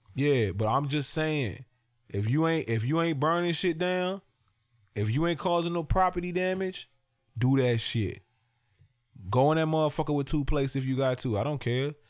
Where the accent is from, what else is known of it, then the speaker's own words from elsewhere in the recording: Virginia, United States; I'm from Virginia